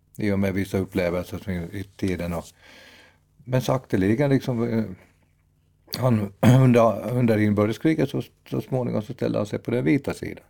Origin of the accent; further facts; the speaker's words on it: Dragsvik, Uusimaa, Finland; moved away; det är ju mina hemtrakter från början